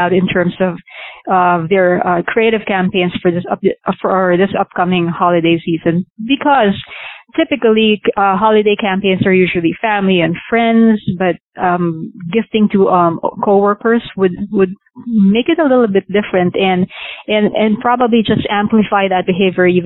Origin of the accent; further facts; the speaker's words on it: Philippines; now in United States; I came from Asia. I came from the Philippines